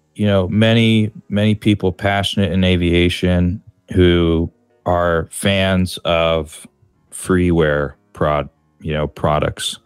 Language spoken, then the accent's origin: English; San Francisco, California, United States; now in Chicago, United States; I grew up in San Francisco, California, and I currently live in Chicago, in uh, Illinois, in the United States